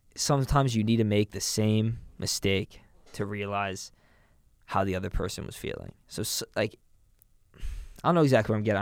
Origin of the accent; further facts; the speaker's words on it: New York City, New York, United States; now in Boston, United States; I grew up in New York City